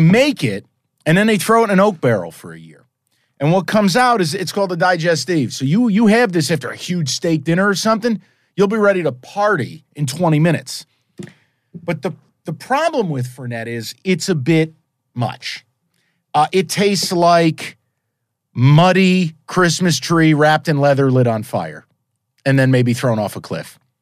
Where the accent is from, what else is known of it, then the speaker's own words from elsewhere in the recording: East Coast, United States; I'm from the East Coast